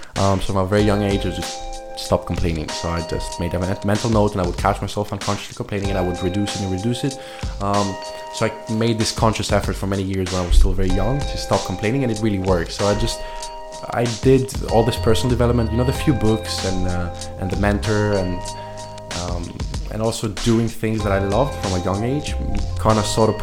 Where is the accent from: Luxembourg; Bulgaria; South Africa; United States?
Luxembourg; So I'm 23 years old. I'm from Greece and Luxembourg. I was born and raised in Luxembourg, but originally my parents moved here 28 years ago. They found work from Greece.